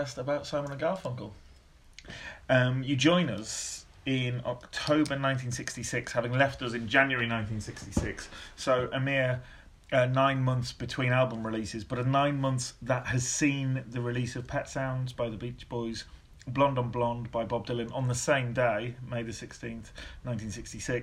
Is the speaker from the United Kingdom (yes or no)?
yes; Northern England, United Kingdom; growing up in Northern England, as we both did